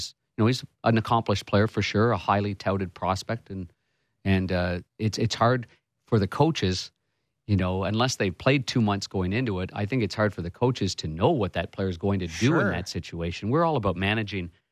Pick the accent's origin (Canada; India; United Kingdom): Canada; Ottawa, Ontario; I grew up in Ottawa